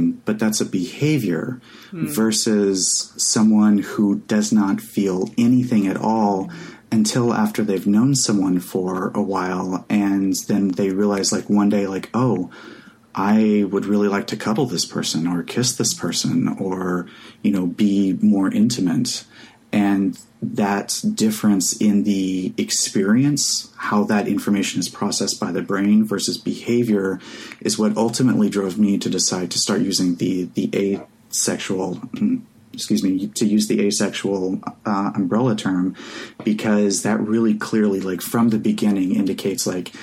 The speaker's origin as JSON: {"language": "English", "region": "Oklahoma", "country": "United States", "tie": "born or raised there", "said": "Growing up in Oklahoma in the 90s"}